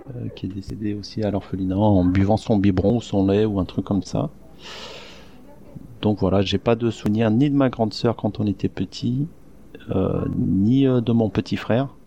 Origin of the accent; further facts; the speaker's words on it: Masan, South Gyeongsang, South Korea; born there; moi, je suis pas né à Koje, je suis né à Mas Masanchi, euh, c'est euh, une ville qui est à une heure d'ici de Goje.